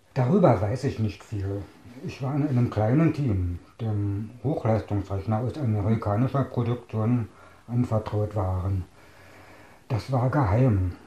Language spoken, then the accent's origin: German; Staaken, Berlin, Germany; Ich bin 1961 geboren in Starken. Das lag damals im Bezirk Potsdam, gehört heute zu Berlin.